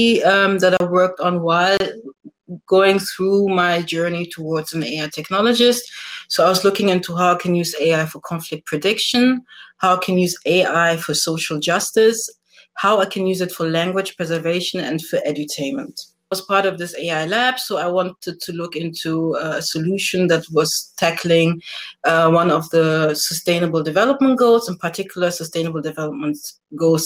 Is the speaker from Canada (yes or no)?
no; Nigeria; moved away; I'm originally also from Nigeria.